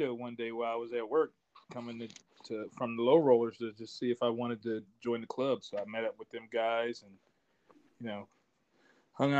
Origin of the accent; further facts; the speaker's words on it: Bear, Delaware, United States; We're from Bear, Delaware